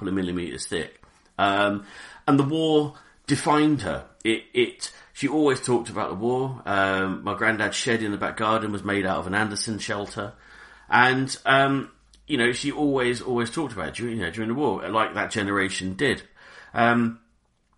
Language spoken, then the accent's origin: English; Reading, South East England, United Kingdom; I grew up in Reading, in a town called Reading in Berkshire.